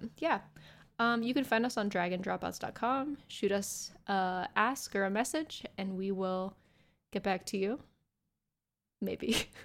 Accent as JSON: {"language": "English", "country": "United States", "said": "I'm American"}